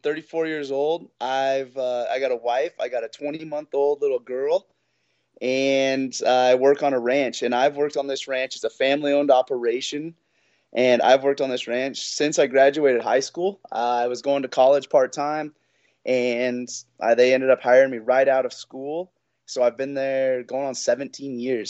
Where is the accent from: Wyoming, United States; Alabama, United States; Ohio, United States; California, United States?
Wyoming, United States; Sheridan; I'm born and raised in Sheridan